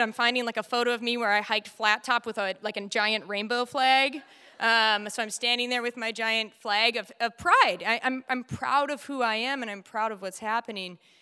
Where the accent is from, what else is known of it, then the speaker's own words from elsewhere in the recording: United States; born and raised in the United States